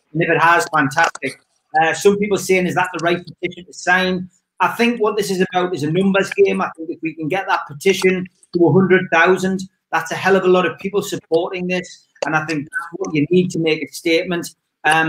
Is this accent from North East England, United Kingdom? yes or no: yes; Newcastle upon Tyne, North East England, United Kingdom; accent: Geordie; I'm from Newcastle